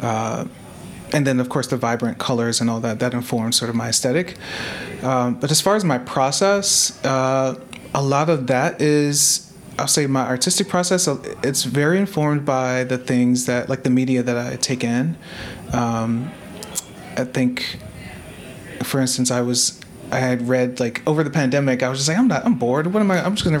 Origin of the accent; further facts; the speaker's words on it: Maryland, United States; now in Philadelphia, United States; I grew up in Maryland in the suburbs